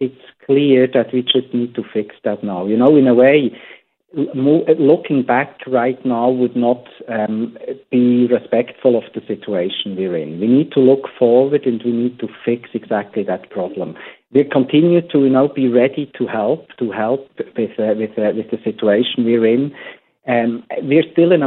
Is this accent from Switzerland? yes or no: yes; Switzerland; now in United States; I come from Switzerland